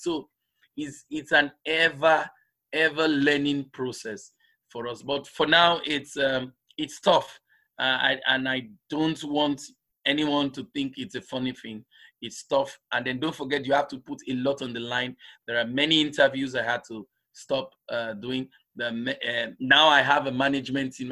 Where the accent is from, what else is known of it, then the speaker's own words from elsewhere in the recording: Lagos, Nigeria; moved away; also born or lived in southeastern Nigeria; was born in nigeria in the southeastern part of the country and um, but because most of us in the southeastern part of the country are well traveled so we travel across the country nigeria so I grew up in Lagos